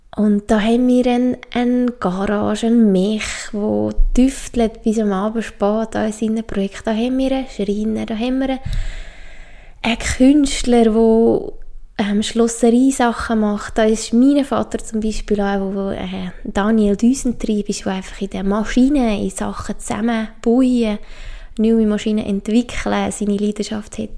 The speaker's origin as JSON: {"language": "German", "region": "Obwalden", "country": "Switzerland", "tie": "born or raised there", "said": "ich bin aufgewachsen im Kanton Obwalden, das ist im Herzen von der Schweiz"}